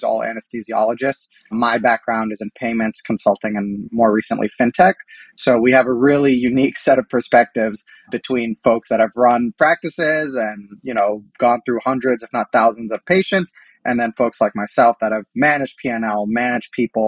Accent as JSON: {"language": "English", "town": "Columbus", "region": "Ohio", "country": "United States", "moved": "yes", "lives_now": "New York, United States", "said": "we're all from Columbus, Ohio. We're all Ohio State alumni. We grew up with Donatos."}